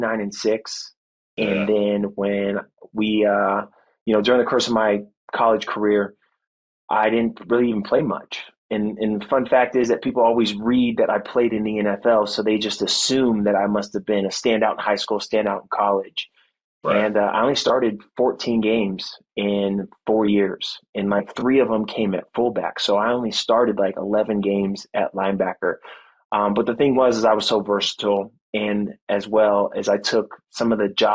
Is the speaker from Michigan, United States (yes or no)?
no; Fort Riley, Kansas, United States; born there; also born or lived in California; I was born in Fort Riley, Kansas. My parents ended up getting a divorce, so my mom and I moved back to California, lived with my grandparents for a couple of years